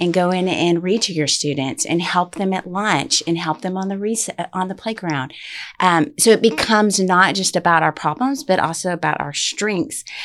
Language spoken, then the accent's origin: English; Utopia, Texas, United States; moved away; also born or lived in Midland, Texas; I'm from Utopia, Texas. And, um, growing up there, um, there's no other school options.